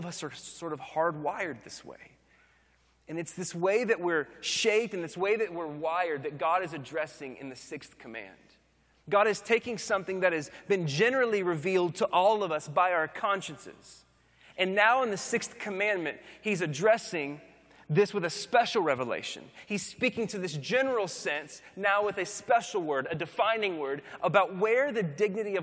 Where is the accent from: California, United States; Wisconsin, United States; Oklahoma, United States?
Oklahoma, United States; now in Austin, United States; growing up in Oklahoma, now living in Texas